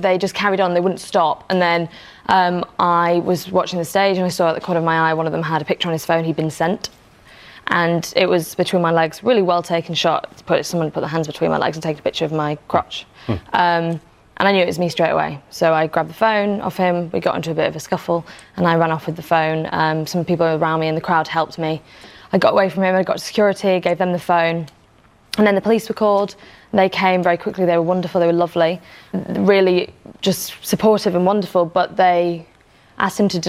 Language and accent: English; Liverpool, North West England, United Kingdom; now in London, United Kingdom; I'm from Liverpool, I'm a working class family